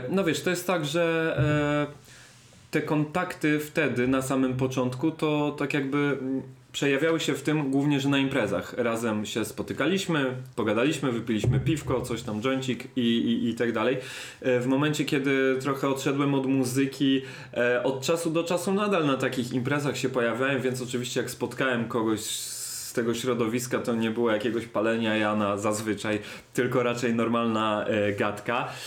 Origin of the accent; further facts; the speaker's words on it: London, United Kingdom; born there; zresztą ja się urodziłem w Londynie i przez parę lat tam mieszkałem, także, e, także ten angielski no, no jakoś tam też ogarnął